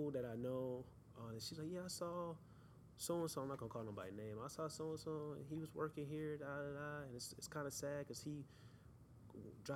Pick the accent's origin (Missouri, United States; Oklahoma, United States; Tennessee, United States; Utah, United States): Missouri, United States; St. Louis; I'm from St. Louis